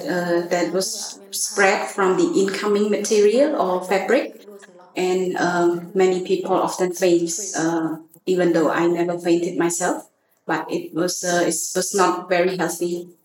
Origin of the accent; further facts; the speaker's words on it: Puok, Siem Reap, Cambodia; now in Phnom Penh, Cambodia; I'm originally from Siem Reap, Buok. And I moved to Phnom Penh in 2002.